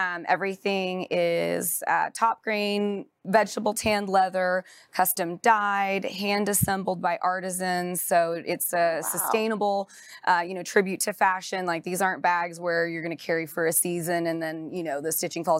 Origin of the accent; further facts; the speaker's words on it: Dallas, Texas, United States; Born and raised here in Dallas. We grew up in the White Rock Lake, Lakewood area.